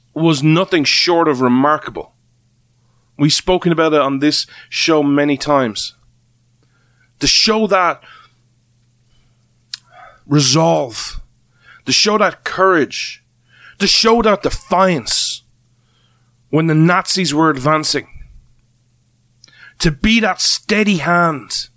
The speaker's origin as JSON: {"language": "English", "country": "Ireland", "said": "as an Irishman"}